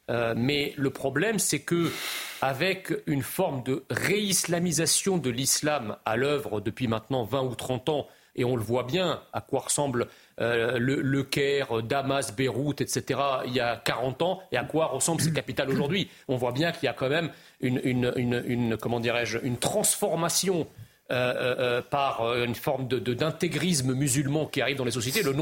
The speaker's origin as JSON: {"language": "French", "country": "France", "said": "Donc quand on est français et qu'on a perdu 30 de nos concitoyens lors d'une attaque terroriste"}